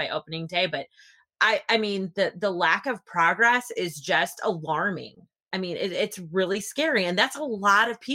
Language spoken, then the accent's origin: English; west of Chicago, Illinois, United States; my hometown, which is just, you know, an hour and a half, 2 hours west of Chicago